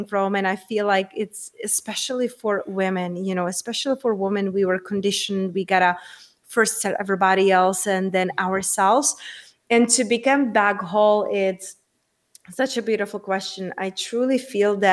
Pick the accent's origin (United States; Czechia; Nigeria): Czechia; moved away; also born or lived in London, United Kingdom; I'm originally from Czech Republic and I used to live in the UK. I used to live in London